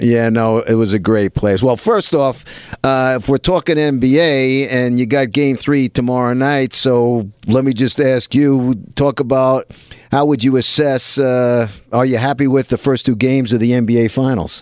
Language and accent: English; New York City, New York, United States; I'm from the Projects in Sheepshead Bay